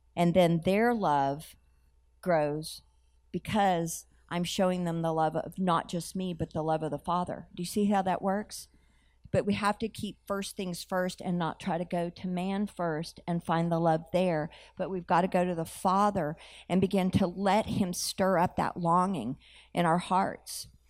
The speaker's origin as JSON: {"language": "English", "country": "United States", "said": "I had an understanding as an American that Jesus was the Son of God."}